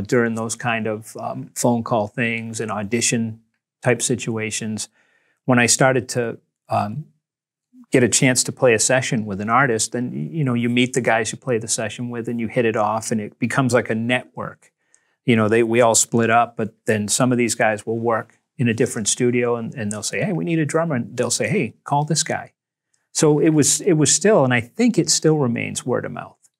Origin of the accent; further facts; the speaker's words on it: Nantucket, Massachusetts, United States; I was from Nantucket